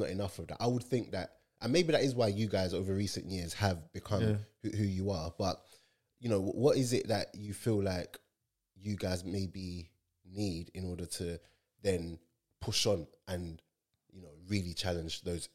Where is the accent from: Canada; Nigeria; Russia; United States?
Nigeria; I'm Nigerian